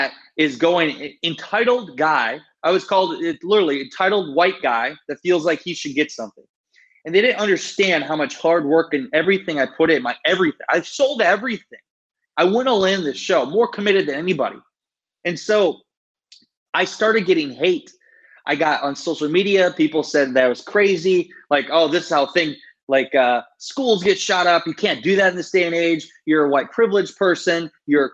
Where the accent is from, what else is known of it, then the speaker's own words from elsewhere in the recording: Iowa, United States; I'm a kid from a town of 700 people. I grew up in Iowa